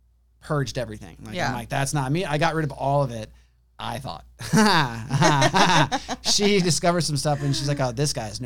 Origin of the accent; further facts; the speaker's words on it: California, United States; moved away as an adult; now in Godley, Texas, United States; we're from California